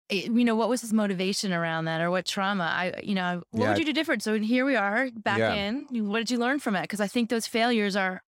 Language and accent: English; California, United States; moved away as an adult; You know, coming from the U.S., literally growing up in Silicon Valley in 2000 at Salesforce, and then coming down here and working with a big corporate.